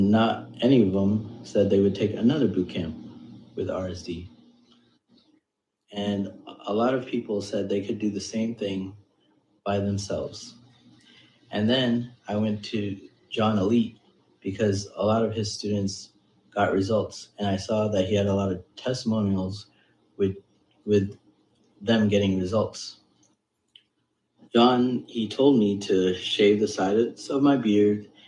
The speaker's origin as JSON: {"language": "English", "country": "United States", "said": "I am Indian American. I am 5'5\", and I'm from the United States"}